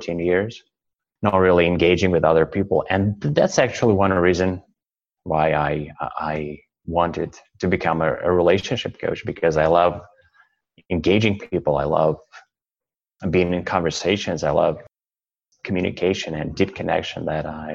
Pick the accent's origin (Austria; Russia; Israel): Russia; English is a second language; moved away as an adult; now in Canada; I'm originally from Russia, and now I'm living in Canada, and I've been here for 1 year.